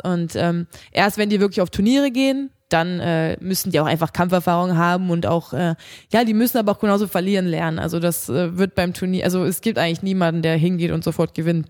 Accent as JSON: {"language": "German", "town": "Krefeld", "region": "North Rhine-Westphalia", "country": "Germany", "tie": "born or raised there", "said": "in Krefeld, da wo ich herkomme aus meiner Heimatstadt"}